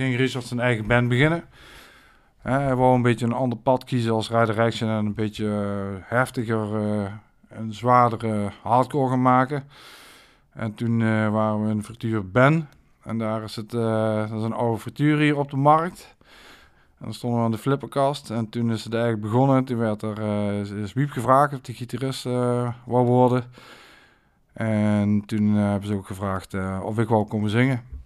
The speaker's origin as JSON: {"language": "Dutch", "town": "Maastricht", "region": "Limburg", "country": "Netherlands", "tie": "born or raised there", "said": "ik heb mijn jeugd doorgebracht in Sint-Pieter."}